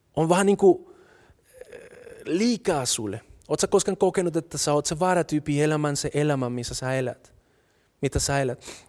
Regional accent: Colombia; Finnish is a second language; now in Finland; mä oon kolumbialainen, mutta mä en osaa kieltä.

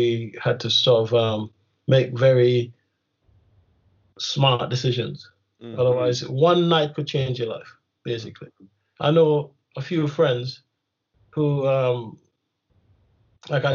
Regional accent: Kingston, Jamaica; moved away; I grew up in Kingston

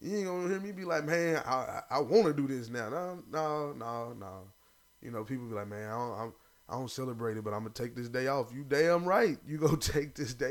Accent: the South, United States; I'm a Southerner.

